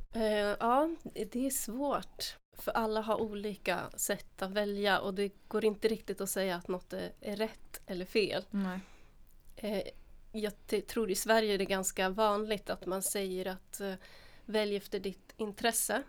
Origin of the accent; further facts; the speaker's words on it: Finland; moved away as an adult; now in Sweden; Jag gick gymnasiet i Finland, ah. där jag är född